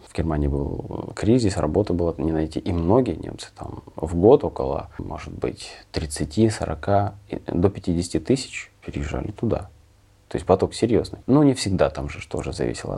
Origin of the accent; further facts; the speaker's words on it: Kremenchuk, Poltava Oblast, Ukraine; moved away as an adult; also born or lived in Germany; now in Zurich, Switzerland; я и родился в Кременчуге